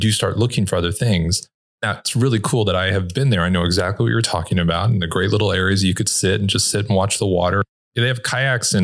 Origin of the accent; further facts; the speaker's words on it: Los Angeles, California, United States; moved away as an adult; also born or lived in Orange County, California; I'm originally from Los Angeles and Orange County, Southern California.